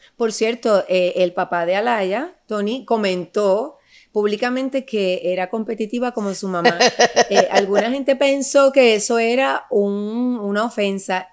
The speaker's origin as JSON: {"language": "Spanish", "country": "Puerto Rico", "said": "Somos boricuas las dos"}